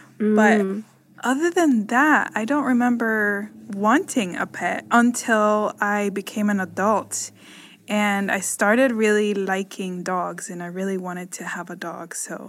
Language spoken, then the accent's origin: English; Nicaragua; But okay, so I grew up in Nicaragua. And when I was growing up, pets to me were not really a thing.